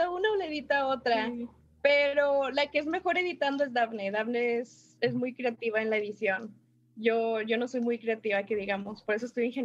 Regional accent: Monterrey, Nuevo León, Mexico; porque somos de Monterrey

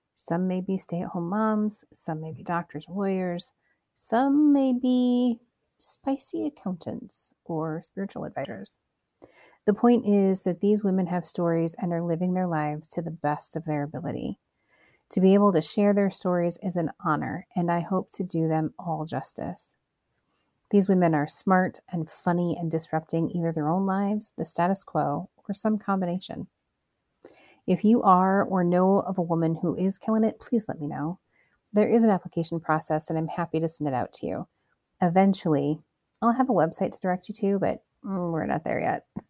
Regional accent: Cedar Rapids, Iowa, United States; born or raised there

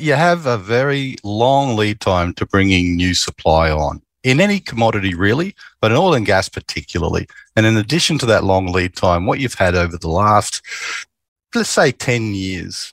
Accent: Queensland, Australia; I grew up in Queensland

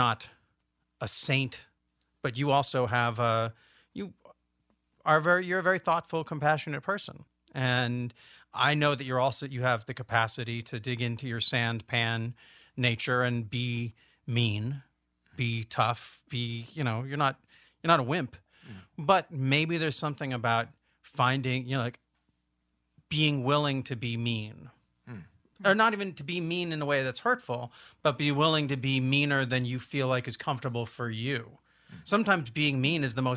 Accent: Olympia, Washington, United States; because I'm from Olympia, you got to be mean to stay in Olympia.

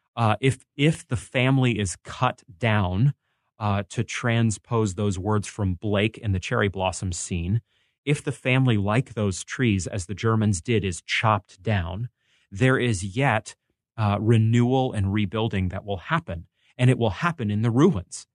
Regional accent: Maine, United States; I grew up in Maine

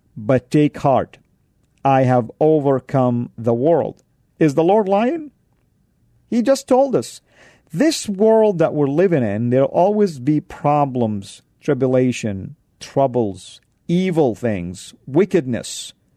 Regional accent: Saudi Arabia; moved away; when I grew up back home in Saudi

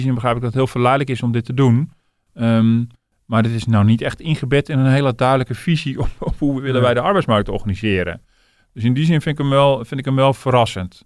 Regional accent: Netherlands

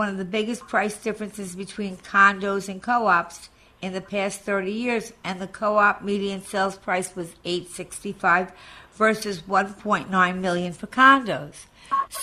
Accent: Long Island, New York, United States; when I first came to Douglas Elliman, I was from Long Island

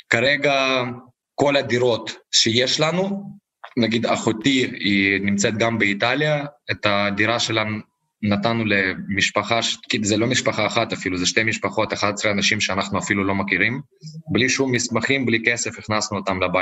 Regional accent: Ukraine; אני כביכול, אני יליד המקום פה, תמיד עזרתי לקהילה היהודית

